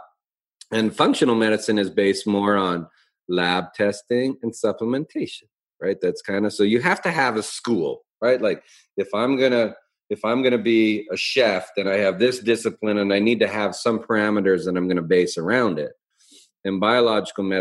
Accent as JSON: {"language": "English", "town": "Calgary", "region": "Alberta", "country": "Canada", "also_born_or_lived": "Portland, Oregon", "moved": "as an adult", "said": "I came from Calgary"}